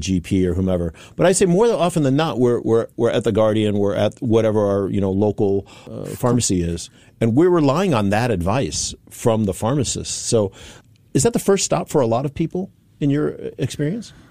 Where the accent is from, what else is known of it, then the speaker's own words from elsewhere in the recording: United States; now in Singapore; my home country, the U.S.